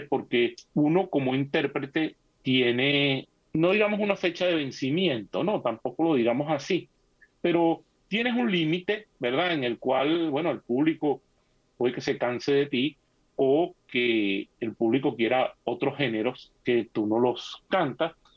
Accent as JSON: {"language": "Spanish", "country": "Venezuela", "moved": "as an adult", "said": "allá en, en nuestro país, eh, Venezuela"}